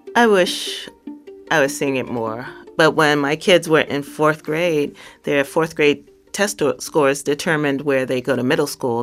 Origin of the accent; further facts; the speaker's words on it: New York City, New York, United States; also born or lived in South Carolina; I grew up in Bushwick